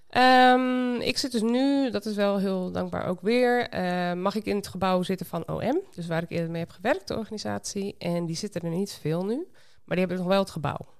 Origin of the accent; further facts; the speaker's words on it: Sleen, Drenthe, Netherlands; moved away as an adult; also born or lived in Winschoten; now in Costa Rica; Ik ben in Winschoten geboren, dus toch echt een Noordeling. Maar op mijn tweede ben ik verhuisd naar Sleen, een dorpje bij Emmen